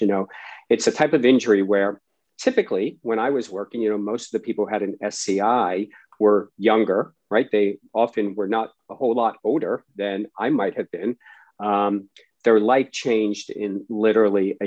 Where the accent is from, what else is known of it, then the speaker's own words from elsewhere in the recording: Baltimore, Maryland, United States; I grew up in Baltimore, Maryland